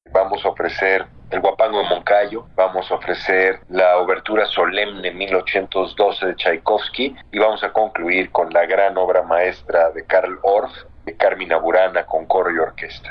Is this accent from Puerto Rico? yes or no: no; Mexico; como mexicanos